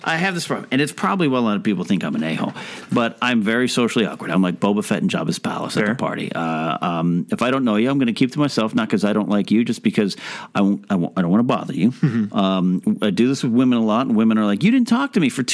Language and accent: English; Pismo Beach, California, United States; also born or lived in San Fernando Valley, Los Angeles; now in Los Angeles, United States; my hometown, Pismo Beach, Arroyo Grande area. Great hometown.